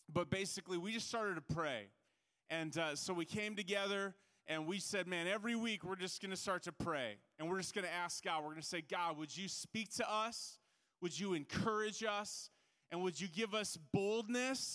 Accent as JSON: {"language": "English", "town": "Minneapolis", "region": "Minnesota", "country": "United States", "said": "I'm from Minneapolis, Minnesota"}